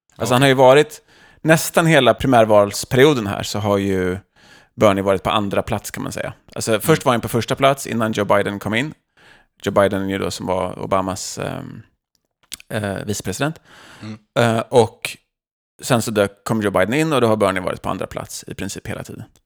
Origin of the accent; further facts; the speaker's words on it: Sweden; now in United States; som svenskar